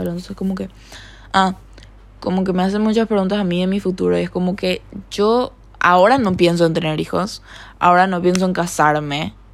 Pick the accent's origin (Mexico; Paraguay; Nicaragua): Paraguay; accent: slightly Argentine; De repente me sale un acento. me un poco argentino, creo. Soy paraguaya. Pero no sé por qué hablo así, sinceramente.